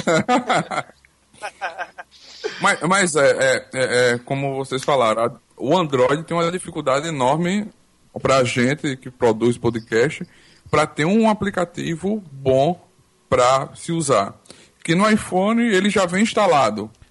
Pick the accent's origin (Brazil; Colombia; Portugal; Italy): Brazil; Arapiraca, Alagoas; Eu sou de Arapiraca, Alagoas